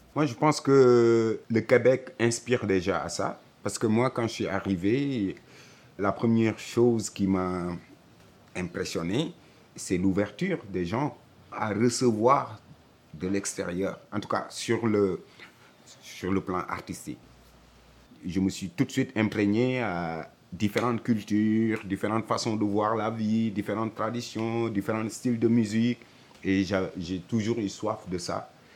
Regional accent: Senegal; also born or lived in France; now in Montreal, Canada; Je suis né au Sénégal, j'ai grandi au Sénégal

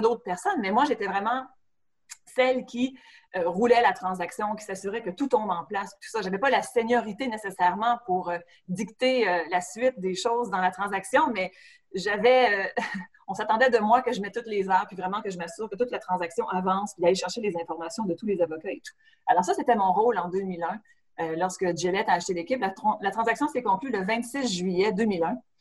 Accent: Matane, Quebec, Canada; moved away; je viens de Matane en, Gaspésie, puis mes parents habitent toujours là dans la maison familiale

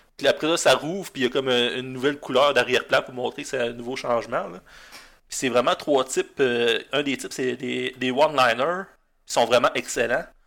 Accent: Gaspé, Quebec, Canada; moved away as an adult; also born or lived in Chandler / Sainte-Anne-des-Monts; j'ai grandi en Gaspésie

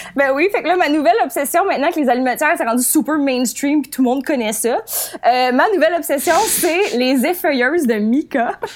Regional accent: Outaouais, Quebec, Canada; une chronique sur ma région natale. Euh, c'est un cours de géographie. En secondaire 3, on apprenait plein de faits intéressants sur les régions administratives. Eh bien, voici l'Outaouais

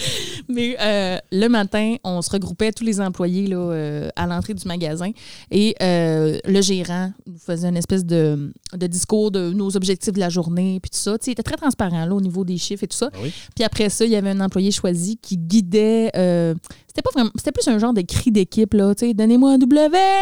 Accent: Labrecque, Quebec, Canada; moved away; je viens de Labrec.

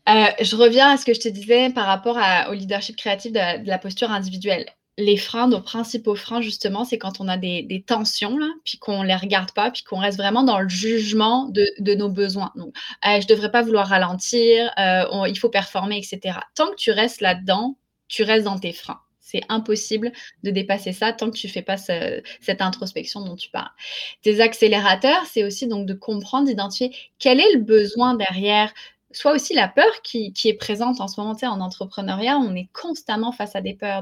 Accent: France; moved away as an adult; now in Quebec, Canada; je ne suis pas québécoise, je suis, euh, je française. J'ai émigré au Québec en 2002

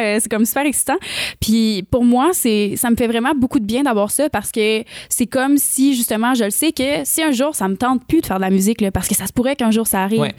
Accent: Rimouski, Quebec, Canada; moved away as an adult; now in Montreal, Canada; je viens de Rimouski, petite histoire, je viens de Rimouski, puis je suis déménagée à Montréal, j'avais 20 ans

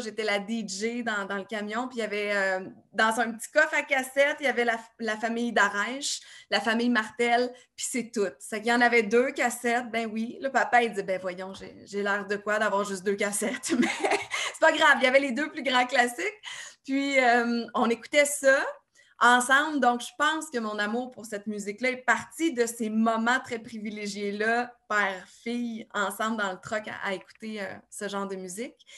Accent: Saint-Tite, Quebec, Canada; je suis arrivée euh, chez nous à Saint-Tite

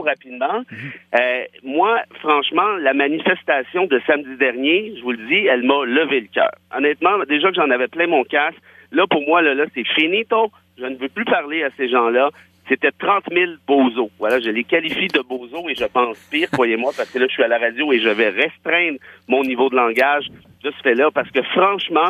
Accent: Quebec, Canada; je suis un Québécois de région de toute façon

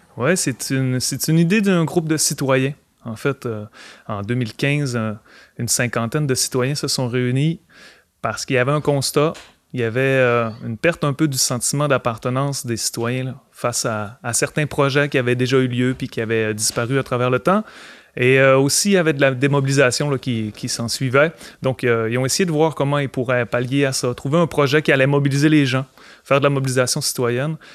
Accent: Alma, Quebec, Canada; je suis originaire d'Alma

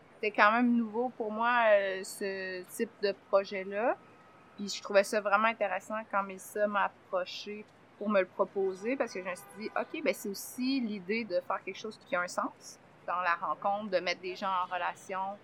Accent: Saint-Gabriel-de-Brandon, Quebec, Canada; je suis née à Saint-Gabriel de Brandon. Je suis un enfant de la Brandonie

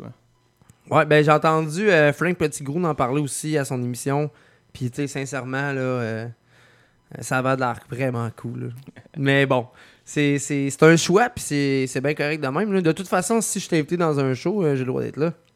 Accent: Lévis, Quebec, Canada; also born or lived in Lauzon; je viens plus de Saint-Nic

